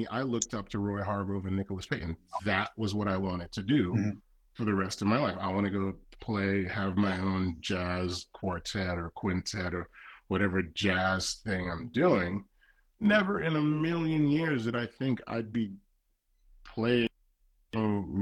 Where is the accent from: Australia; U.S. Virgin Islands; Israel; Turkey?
U.S. Virgin Islands; moved away; I grew up in the Virgin Islands